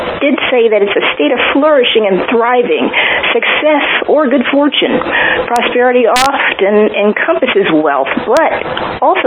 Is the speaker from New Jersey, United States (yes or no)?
yes; New Jersey, United States; now in Atlanta, United States; I'm from New Jersey.